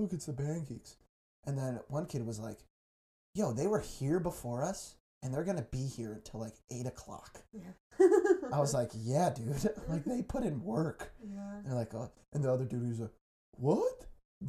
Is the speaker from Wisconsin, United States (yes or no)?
no; southwest suburbs of Chicago, Illinois, United States; also born or lived in Colorado; I'm like the southwest suburbs, far southwest suburbs, like really far south.